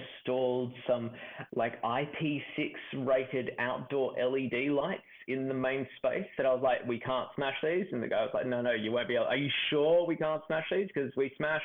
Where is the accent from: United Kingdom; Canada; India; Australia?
Australia; Melbourne, Victoria; I grew up in Melbourne